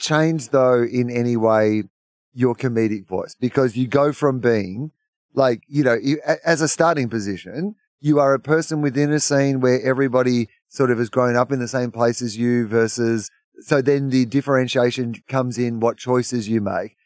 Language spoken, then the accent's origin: English; Australia; as an Australian